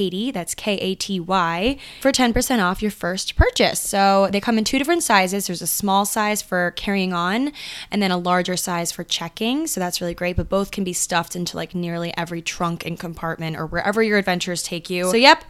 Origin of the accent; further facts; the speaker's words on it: Annapolis, Maryland, United States; moved away as an adult; now in New York City, United States; So we're from Annapolis, Maryland, and yes, we still live relatively close to where you guys